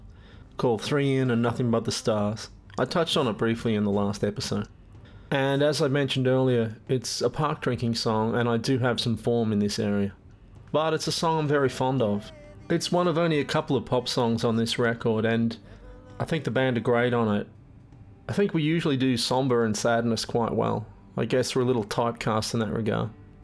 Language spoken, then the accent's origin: English; Brisbane, Queensland, Australia; I play in a band called Halfway. We're from Brisbane